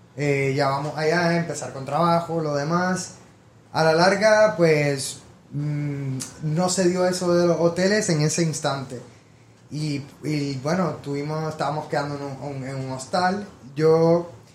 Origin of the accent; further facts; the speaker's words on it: San Juan, Puerto Rico; moved away as an adult; now in New York, United States; nací en Puerto Rico, en San Juan. Eh, tuve toda mi vida allá hasta los 18 años